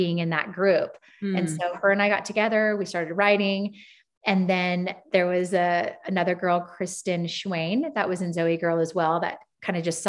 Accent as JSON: {"language": "English", "region": "Southern California", "country": "United States", "also_born_or_lived": "Phoenix, Arizona / Nashville, Tennessee", "moved": "as an adult", "lives_now": "Whitefish, Montana, United States", "said": "I'm originally from Southern California"}